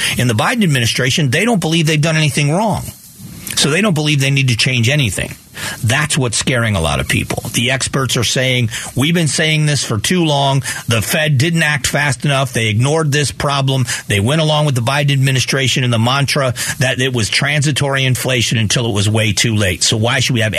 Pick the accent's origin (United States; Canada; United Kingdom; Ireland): United States; as an American